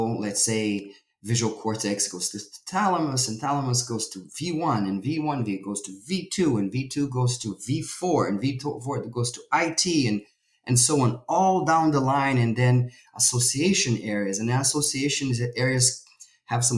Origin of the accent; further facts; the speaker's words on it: Brazil; moved away; I'm originally from Brazil